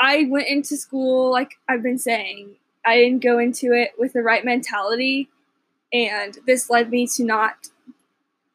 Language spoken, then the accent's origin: English; Colleyville, Texas, United States; I'm from a small suburb of Dallas called Colleyville or Grapevine, just that area.